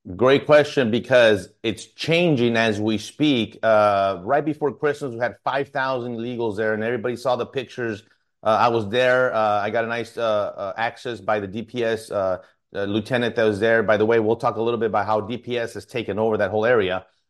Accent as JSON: {"language": "English", "town": "El Paso", "region": "Texas", "country": "United States", "tie": "born or raised there", "moved": "as an adult", "lives_now": "San Antonio, United States", "said": "I'm from this district, born and raised in El Paso, and I've worked, uh, this entire district and living in San Antonio"}